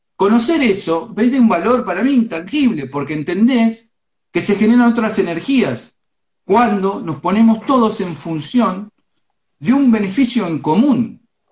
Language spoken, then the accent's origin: Spanish; Florentino Ameghino, Buenos Aires Province, Argentina; yo soy del pueblo de Ameguino, yo me crié en el campo